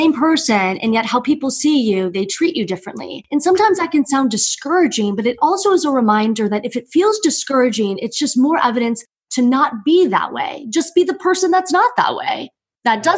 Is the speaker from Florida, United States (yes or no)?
yes; Miami, Florida, United States; I'm from Miami